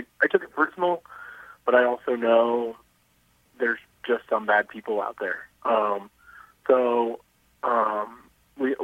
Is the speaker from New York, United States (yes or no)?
no; Avon, Indiana, United States; I grew up in Avon. I since moved away. I live in Indianapolis, but I still work in Avon